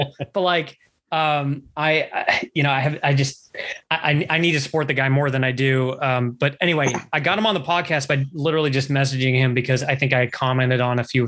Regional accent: Canada; I'm Canadian.

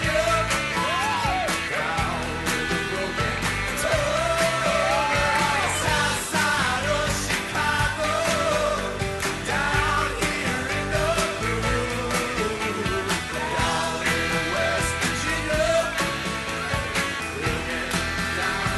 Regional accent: Minnesota, United States; we're from Minnesota

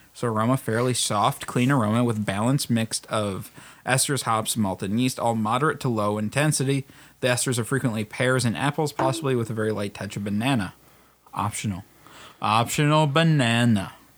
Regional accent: Australia; As an Australian

